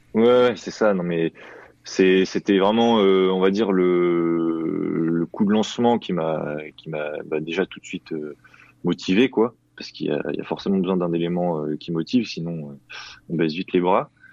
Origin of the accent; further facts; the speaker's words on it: Thonon-les-Bains, Auvergne-Rhône-Alpes, France; je suis originaire de, de Tonon, en Haute-Savoie